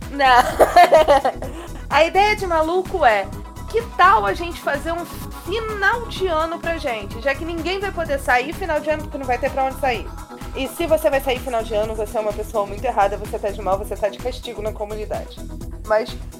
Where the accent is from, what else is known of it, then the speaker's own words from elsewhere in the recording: Rio de Janeiro, Brazil; A gente é carioca